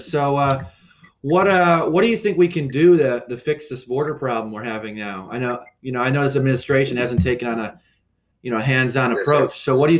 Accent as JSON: {"language": "English", "region": "Ohio", "country": "United States", "said": "in my home state of Ohio"}